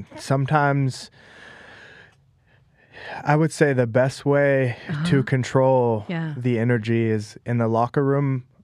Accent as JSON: {"language": "English", "town": "Las Vegas", "region": "Nevada", "country": "United States", "tie": "born or raised there", "also_born_or_lived": "Los Angeles / Thailand", "moved": "yes", "lives_now": "New York, United States", "said": "I was born in Los Angeles, but at a very young age, we moved to Las Vegas."}